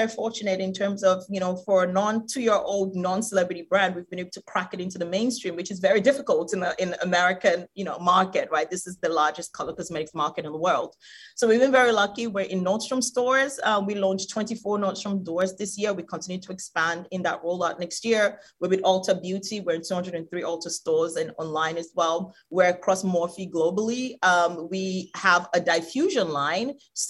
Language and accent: English; Nigeria; I come from Nigeria. Talking about skin bleaching, 7 out of 10 women in Nigeria bleach their skin.